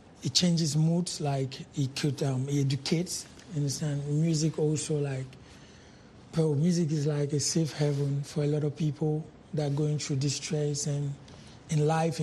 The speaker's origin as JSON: {"language": "English", "country": "Cameroon", "also_born_or_lived": "Nigeria", "said": "I'm a Cameroonian, I'm a Nigerian, I'm an African"}